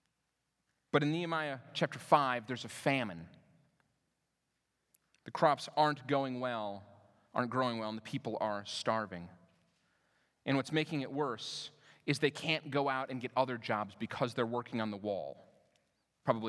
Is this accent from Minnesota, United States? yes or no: yes; Minnesota, United States; moved away as an adult; also born or lived in Denver; I moved to Denver from where I grew up in Minnesota